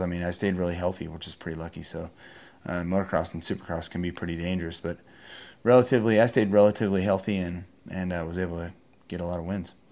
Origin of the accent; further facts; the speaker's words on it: Encinitas, California, United States; also born or lived in San Francisco, California; I am from Encinitas, California